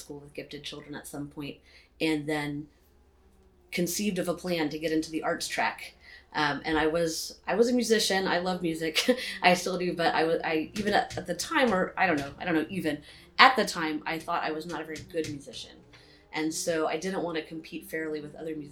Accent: Houston, Texas, United States; moved away as an adult; also born or lived in South Africa; now in New York City, United States; I'm originally from Houston, Texas, but I am a longtime Brooklynite

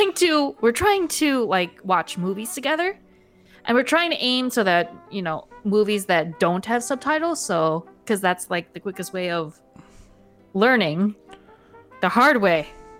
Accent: Philippines

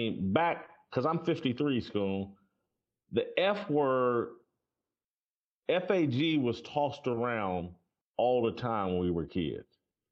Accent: Indianapolis, Indiana, United States; growing up in Indianapolis

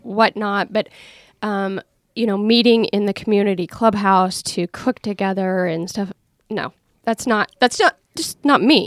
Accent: Iowa, United States; now in Oregon, United States; where I grew up in Iowa.

